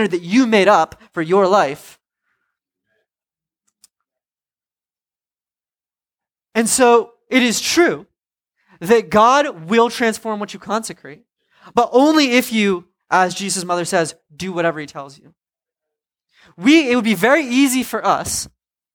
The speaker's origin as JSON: {"language": "English", "town": "Providence", "region": "Rhode Island", "country": "United States", "said": "I'm from Providence."}